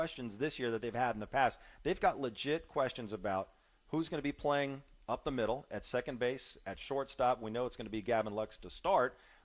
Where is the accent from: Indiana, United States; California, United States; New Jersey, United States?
California, United States; Los Angeles; I grew up in Woodland Hills